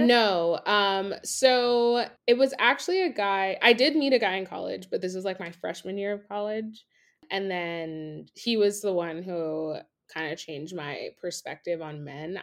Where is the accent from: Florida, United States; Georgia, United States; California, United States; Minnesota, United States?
Florida, United States; Miami; moved away as an adult; also born or lived in Gainesville, Florida; now in New York City, United States; I am originally from Miami, and I live in almost the Upper West Side